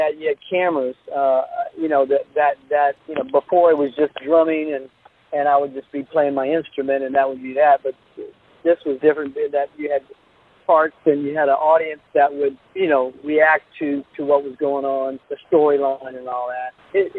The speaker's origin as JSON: {"language": "English", "region": "Louisiana", "country": "United States", "moved": "yes", "said": "I was Cajun boy from Louisiana"}